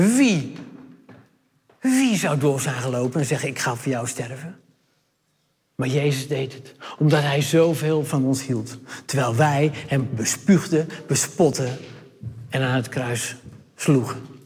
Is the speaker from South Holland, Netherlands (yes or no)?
no; Hardenberg, Overijssel, Netherlands; ik kom uit Hardenberg